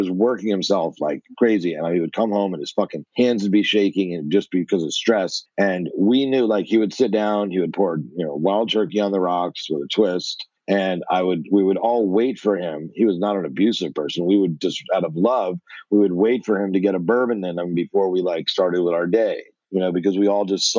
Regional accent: United States; I'm from what we call the tri-state area, New Jersey, New York, and Connecticut. So okay. nine schools, 12 years, three different states.

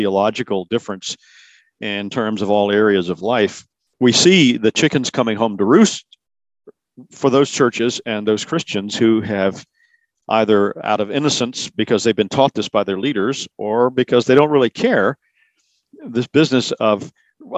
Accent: South Carolina, United States; The neighborhood where I grew up here in South Carolina

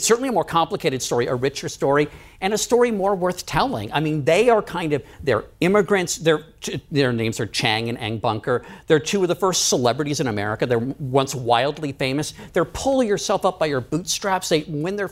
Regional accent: D.C., District of Columbia, United States; I grew up outside of Washington, D.C.

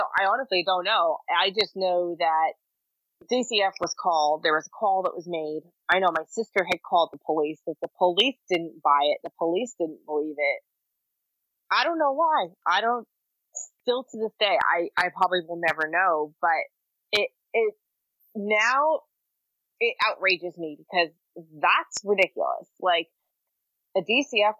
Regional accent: Maine, United States; in the state of Maine, my home state

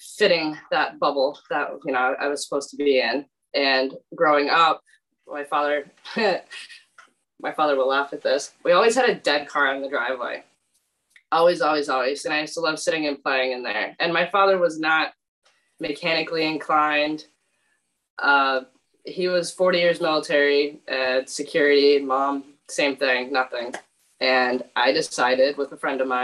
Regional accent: Portland, Maine, United States; now in Scarborough, United States; I'm originally from Portland, Maine, and I reside in Scarborough now

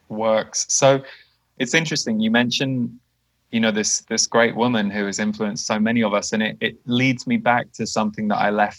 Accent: just outside Windsor, South East England, United Kingdom; We grew up just outside Windsor

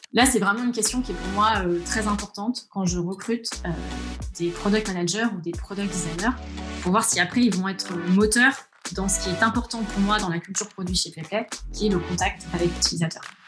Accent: Orléans, Centre-Val de Loire, France; moved away as an adult; moi, je suis d'Orléans. Euh, j'ai grandi à la campagne, en bord de Loire. Euh, j'y suis restée jusqu'à mes, 20 ans.

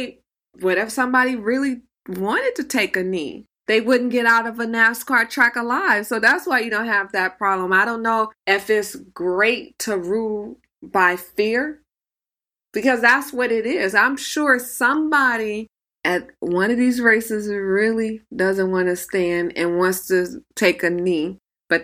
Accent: Los Angeles, California, United States; also born or lived in Bakersfield, Kern County, California; I grew up in Los Angeles, but I also spent a lot of time in Kern

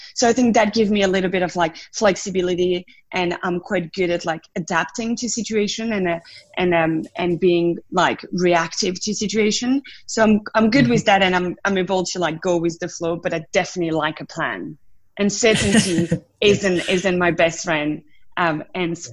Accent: south of France, France; accent: French; English is a second language; moved away as an adult; I grew up in France, in the south of France. That's the accent still there

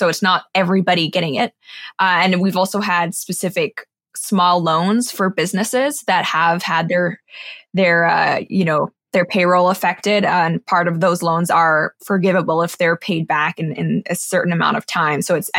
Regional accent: Hong Kong; also born or lived in Singapore / Shanghai / London; So I grew up in Hong Kong, Singapore, Shanghai, London, and throughout my childhood, I was going to American schools. So my education is actually American, even though I am not American.

